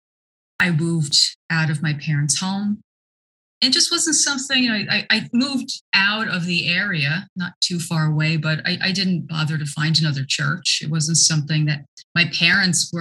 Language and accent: English; Newark, New Jersey, United States; I grew up here in New Jersey. And born in Newark